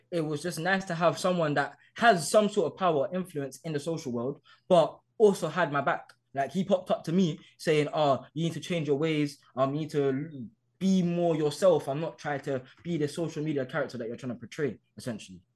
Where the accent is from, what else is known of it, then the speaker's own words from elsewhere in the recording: London, United Kingdom; I grew up in Hackney.